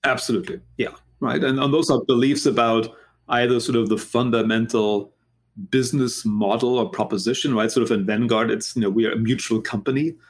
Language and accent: English; Germany; English is a second language; moved away as an adult; also born or lived in United States; now in Philadelphia, United States; as you can maybe hear from my accent. I'm not originally from this country. I'm actually from Germany, but I've been in this country now for a really long time. Uh, basically, left after high school.